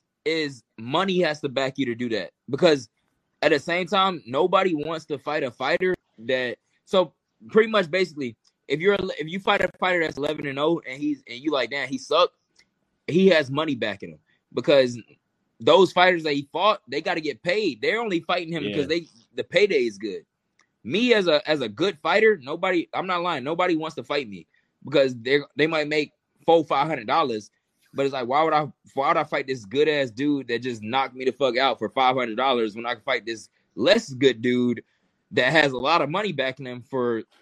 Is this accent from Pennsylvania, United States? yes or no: no; Atlanta, Georgia, United States; And I was from Atlanta. I'm from the South. I'm a country boy compared to them.